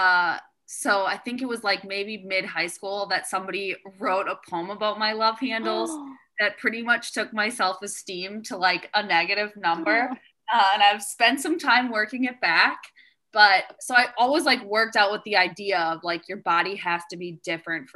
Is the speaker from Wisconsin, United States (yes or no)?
yes; Wisconsin, United States; I grew up in Wisconsin